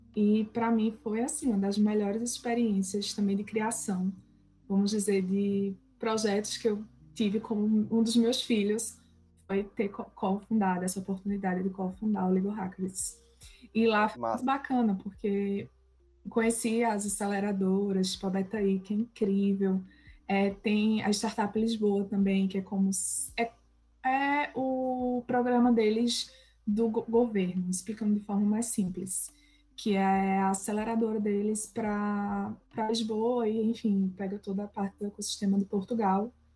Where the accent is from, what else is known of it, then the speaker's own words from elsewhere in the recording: Bonito, Pernambuco, Brazil; moved away as an adult; also born or lived in Caruaru / Recife; eu sou pernambucana, sou de Bonito, do interior, não nasci na capital, apesar de muita gente achar que eu estudei lá. É, passei minha vida inteira em Bonito